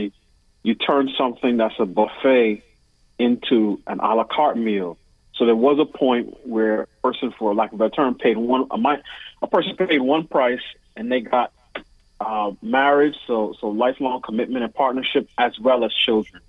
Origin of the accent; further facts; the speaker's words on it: New York City, New York, United States; moved away as an adult; now in Washington, D.C., United States; I was raised in New York City.